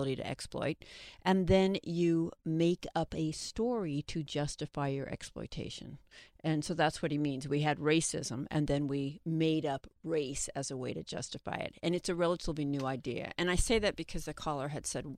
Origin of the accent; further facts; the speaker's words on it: Seattle, Washington, United States; I'm from Seattle